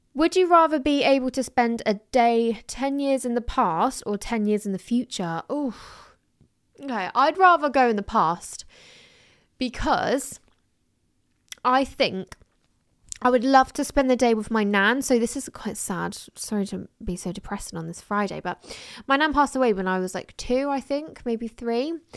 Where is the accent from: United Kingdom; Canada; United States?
United Kingdom; England; I was born in England